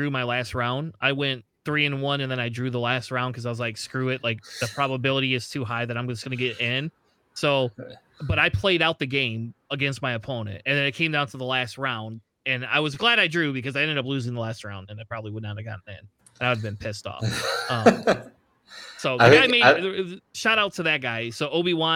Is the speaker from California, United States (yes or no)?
no; Michigan, United States; we're all from Michigan